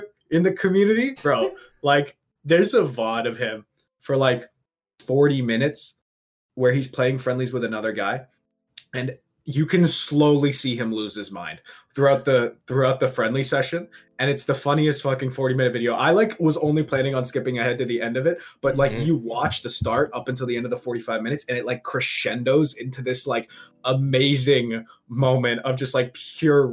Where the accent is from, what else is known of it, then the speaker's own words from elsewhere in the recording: Toronto, Ontario, Canada; moved away as an adult; now in London, United Kingdom; So I'm normally from Toronto. I'm in London right now for uni